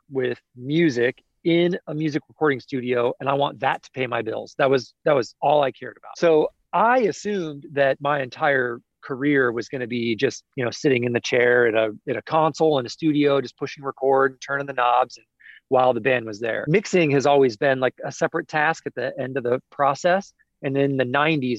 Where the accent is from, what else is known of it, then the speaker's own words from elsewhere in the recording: Kansas City, Missouri, United States; moved away as an adult; now in Nashville, United States; I grew up in Kansas City.